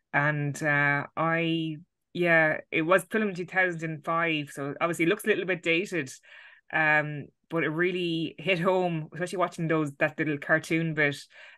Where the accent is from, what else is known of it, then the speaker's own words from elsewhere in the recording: Ireland; it's weird as an Irish, like, lucky Ireland, we, I know we had our own little 1916 and War of Independence, but nothing like that.